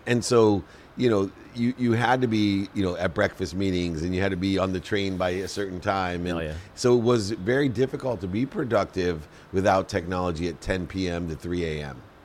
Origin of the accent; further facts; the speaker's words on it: Akron, Ohio, United States; I grew up in Akron, Ohio, with a single mom, six kids